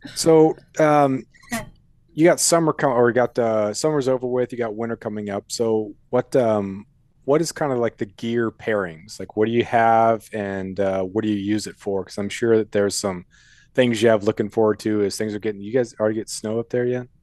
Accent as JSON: {"language": "English", "region": "Colorado", "country": "United States", "tie": "born or raised there", "moved": "yes", "said": "I was born in Colorado, and I've been back there for a couple uh, couple summers"}